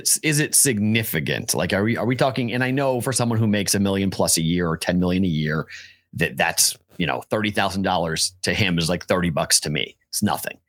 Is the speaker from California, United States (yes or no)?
no; Boston, Massachusetts, United States; I'm the Bostonian